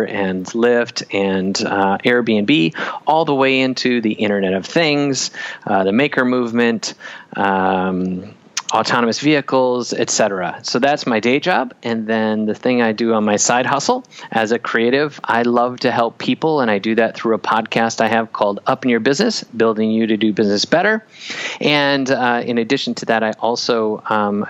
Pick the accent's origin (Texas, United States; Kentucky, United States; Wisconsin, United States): Wisconsin, United States; I grew up in Wisconsin.